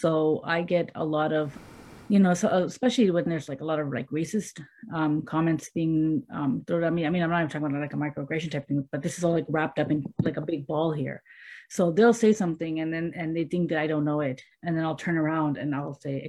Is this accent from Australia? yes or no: no; Canada; I'm from Canada